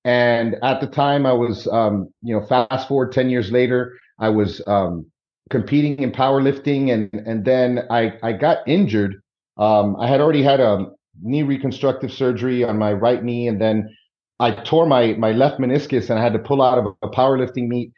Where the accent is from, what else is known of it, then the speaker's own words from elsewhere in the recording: Miami, Florida, United States; also born or lived in New York City; I grew up in Miami, Florida